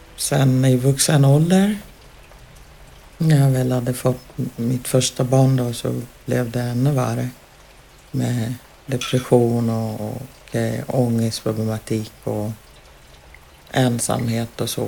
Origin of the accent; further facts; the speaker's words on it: Uganda; now in Sweden; jag ville hem tillbaka till Uganda